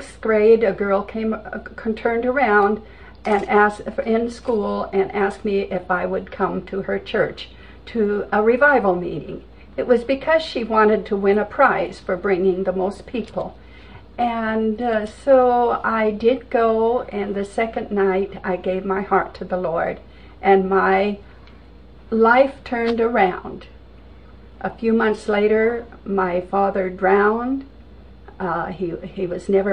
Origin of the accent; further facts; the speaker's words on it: Vancouver, Washington, United States; I grew up in Vancouver, Washington.